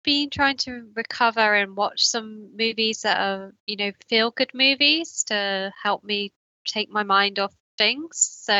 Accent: United Kingdom; obviously being a Brit, I never really watched any of his like painting TV show

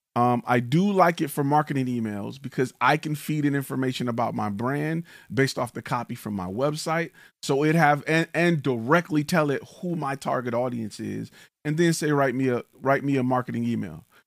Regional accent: Detroit, Michigan, United States; now in Texas, United States; I'm from the D, right? I'm from Detroit. I talk like I'm from Detroit.

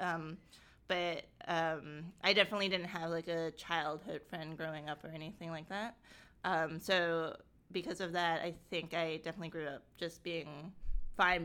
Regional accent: New York City, New York, United States; also born or lived in Woodhaven, Queens; I lived in Woodhaven, Queens for a little bit, and then we moved to Howard Beach, Queens, and that was most of my childhood

